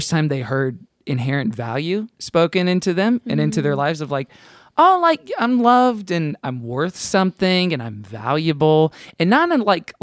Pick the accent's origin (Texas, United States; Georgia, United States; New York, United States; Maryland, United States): Texas, United States; Houston; I grew up in Houston